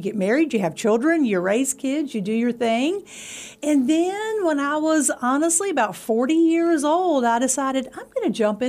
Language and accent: English; Pulaski County, Virginia, United States; We moved to Pulaski County. I was in the sixth grade, so about 12 years old. So I've been here, what, 40-plus years?